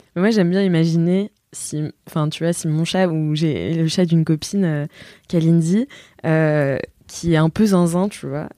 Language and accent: French; Nantes, Pays de la Loire, France; now in Paris, France; je viens de Nantes, tu vois, et je suis arrivée à Paris